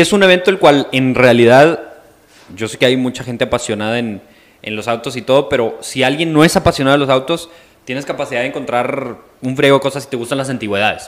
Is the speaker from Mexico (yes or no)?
yes; Mexico; also born or lived in Coahuila; soy mexicano